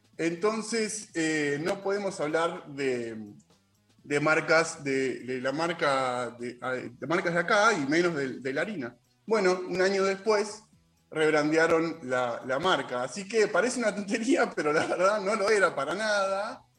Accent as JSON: {"language": "Spanish", "country": "Argentina", "said": "nosotros, argentinos"}